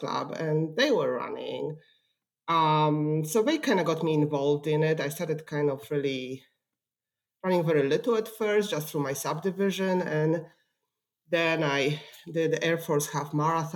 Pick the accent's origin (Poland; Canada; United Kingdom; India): Poland; English is a second language; also born or lived in California / Washington, D.C.; now in Dayton, United States; I didn't grow up in Ohio. I grew up in Poland, and I came to the U.S. in 1999